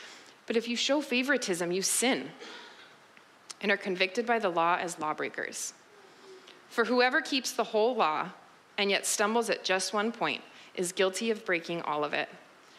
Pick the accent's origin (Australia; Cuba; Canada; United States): Canada; Vancouver, British Columbia; I'm from Vancouver, born and raised, and then I left for college and early adulthood and ended up back here.